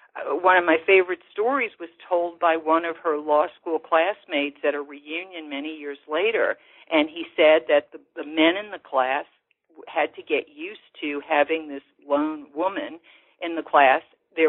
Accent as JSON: {"language": "English", "town": "New Orleans", "region": "Louisiana", "country": "United States", "tie": "born or raised there", "said": "as I knew them growing up in New Orleans."}